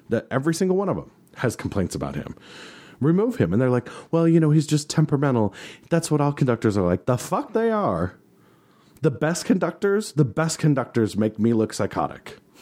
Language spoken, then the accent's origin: English; the West, United States; My hometown symphony